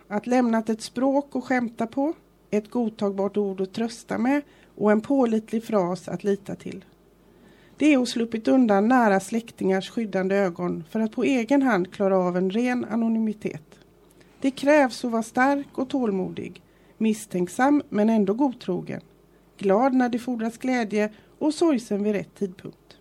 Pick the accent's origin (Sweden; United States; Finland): Sweden; Gothenburg, Västra Götaland; moved away as an adult; now in Fuengirola, Spain; jag är ju från Göteborg